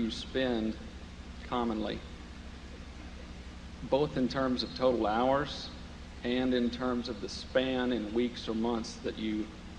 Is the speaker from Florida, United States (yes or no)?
no; Dallas, Texas, United States; I'm from Dallas, Texas.